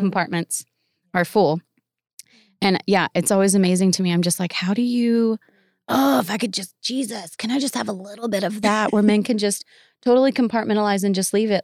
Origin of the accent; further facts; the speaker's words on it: Tennessee, United States; moved away; also born or lived in India; I come from Tennessee, so it's just we're very, like, "Oh, bless your heart